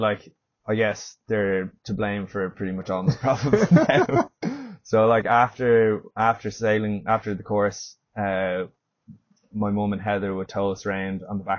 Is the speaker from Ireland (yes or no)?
yes; Howth, Leinster, Ireland; Originally, I'm from Dublin, mm-hmm. Grew up in Howth